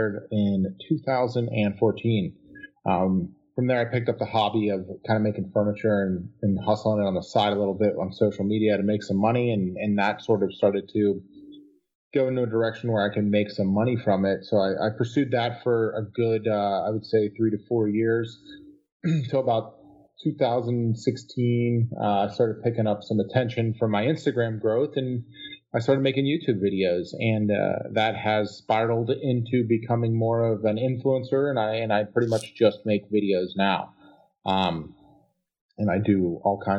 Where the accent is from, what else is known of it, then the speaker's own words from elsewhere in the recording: Pittsburgh, Pennsylvania, United States; I am from Pittsburgh, Pennsylvania. I grew up family of sort of blue collar background